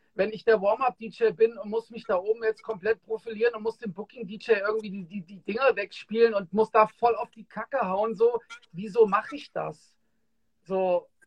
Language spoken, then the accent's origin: German; Frankfurt, Hesse, Germany